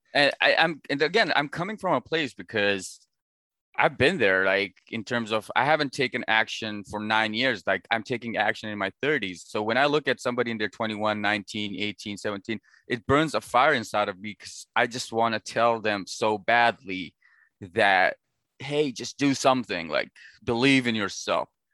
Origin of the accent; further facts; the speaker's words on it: Pakistan; now in United States; I was born and raised in Pakistan, and I moved to the United States eight years ago